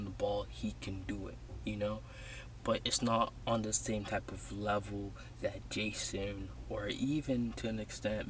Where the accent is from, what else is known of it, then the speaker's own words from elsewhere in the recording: Toronto, Ontario, Canada; I'm from Toronto. I live in Toronto.